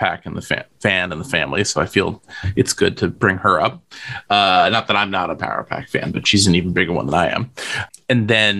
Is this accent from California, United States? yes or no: no; Chagrin Falls, Ohio, United States; also born or lived in Tacoma, Washington / Princeton, New Jersey; I grew up mostly in a town called Chagrin Falls, which is about an hour's drive south of Cleveland, Ohio. So it's sort of like, it's just sort of at the border where suburbs meet like farmland. Kind of rural, mostly suburban, kind of wealthy suburb of Cleveland.